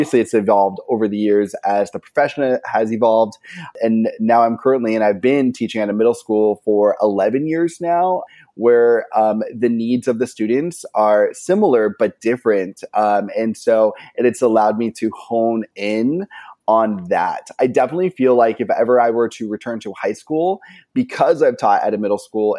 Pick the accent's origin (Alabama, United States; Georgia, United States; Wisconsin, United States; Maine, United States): Maine, United States; now in Southern California, United States; I'm originally from Maine. I teach in Southern California right now.